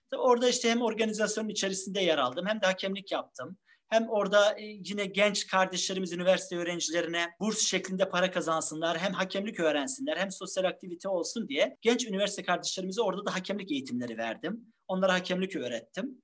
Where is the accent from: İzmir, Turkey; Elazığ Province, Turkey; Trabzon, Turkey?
Trabzon, Turkey; 1976 Trabzon doğumluyum.